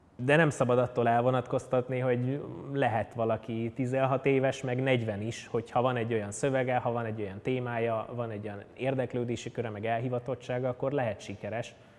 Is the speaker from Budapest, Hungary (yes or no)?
yes; Budapest, Hungary; 1991. augusztus 11-én születtem a Békás-megyeri lakótelepnek a romantikus gyönyörébe, és ott is töltöttem körülbelül 20 évet édesanyámmal és édesapámmal